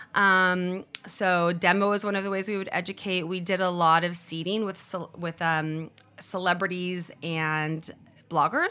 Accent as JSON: {"language": "English", "town": "Cupertino", "region": "California", "country": "United States", "tie": "born or raised there", "also_born_or_lived": "Brazil / San Francisco", "moved": "as an adult", "lives_now": "Los Angeles, United States", "said": "I moved to California when I was six years old. So I grew up in Cupertino"}